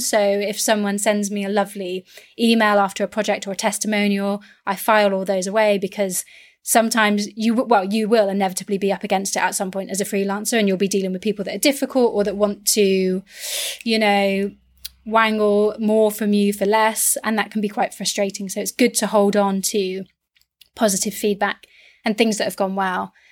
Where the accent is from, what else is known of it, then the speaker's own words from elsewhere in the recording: West Country, South West England, United Kingdom; I'm from the West Country